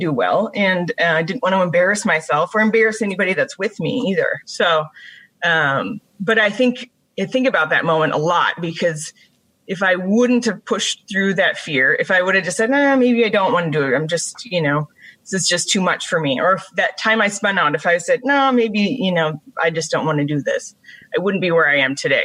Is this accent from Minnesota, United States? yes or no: yes; Brainerd, Minnesota, United States; also born or lived in Duluth, Minnesota; I grew up in the Brainerd Lakes area